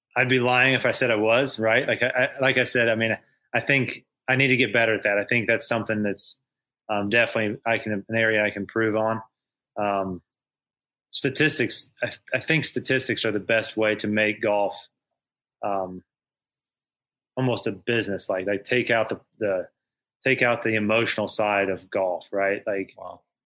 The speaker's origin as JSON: {"language": "English", "region": "Indiana", "country": "United States", "tie": "born or raised there", "said": "my home state of Indiana"}